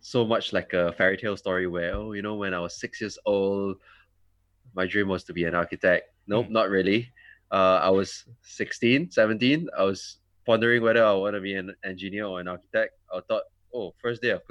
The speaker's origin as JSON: {"language": "English", "town": "Petaling Jaya", "region": "Selangor", "country": "Malaysia", "tie": "born or raised there", "also_born_or_lived": "Germany", "said": "I'm from PJ, KL, born and bred there, never left."}